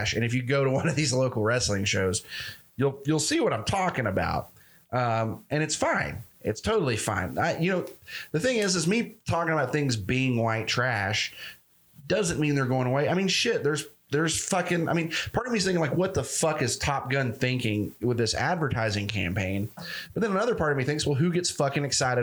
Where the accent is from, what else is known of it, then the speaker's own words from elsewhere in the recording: Tennessee, United States; I'm from Tennessee